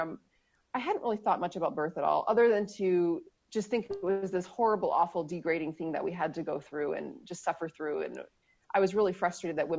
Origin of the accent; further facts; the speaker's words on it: Minnesota, United States; I'm from Minnesota, which is one of the northernmost states in the continental U.S.